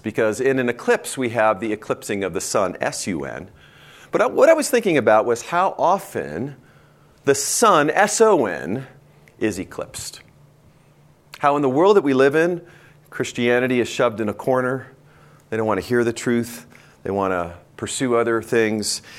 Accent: Bend, Oregon, United States; my hometown, Bend, Oregon

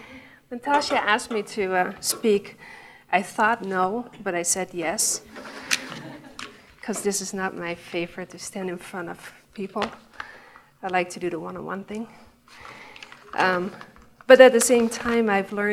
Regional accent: Netherlands; English is a second language; moved away; I'm from the Netherlands. I mean, you can tell my accent, and I've tried to cover that up in the beginning, but I gave up

